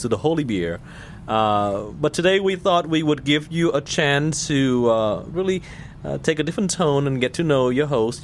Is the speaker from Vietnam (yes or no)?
yes; Ho Chi Minh City, Vietnam; English is a second language; moved away as an adult; now in United States; I was born in the South. I was born in Saigon.